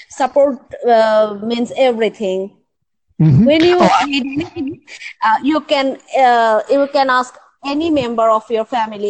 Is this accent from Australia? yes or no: no; Dhaka, Dhaka Division, Bangladesh; Yeah, I'm Bangladesh. The capital city of Bangladesh is Dhaka, and I am from Dhaka